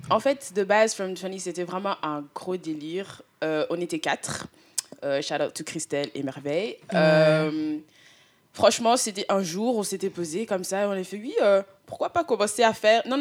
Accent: Canada; Enfin, je viens du Canada.

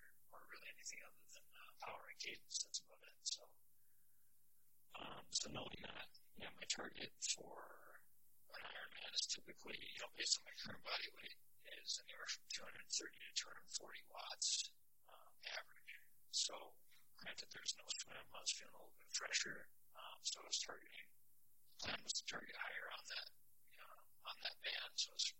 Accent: Minnesota, United States; I'm from Minnesota

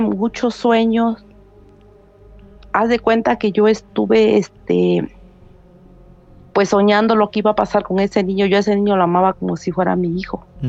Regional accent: Veracruz, Mexico; now in United States; yo soy de Veracruz.

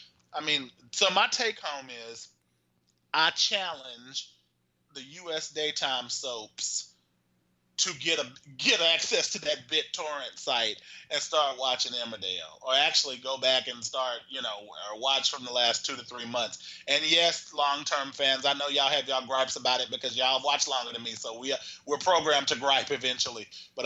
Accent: Texas, United States; moved away; when I was a poor kid growing up in Texas

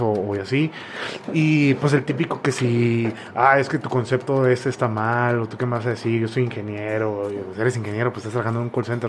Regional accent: Mexico; la misma cultura que tenemos como mexicanos

